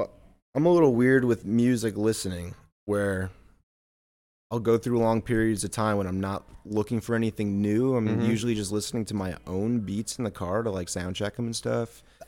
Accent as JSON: {"language": "English", "town": "Allendale", "region": "New Jersey", "country": "United States", "tie": "born or raised there", "moved": "as an adult", "lives_now": "Los Angeles, United States", "said": "growing up in New Jersey"}